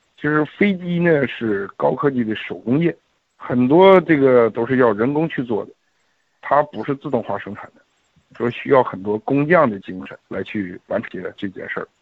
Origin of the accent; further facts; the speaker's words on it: Mohe, Heilongjiang, China; 我是一九七零年出生的，在黑龙江漠河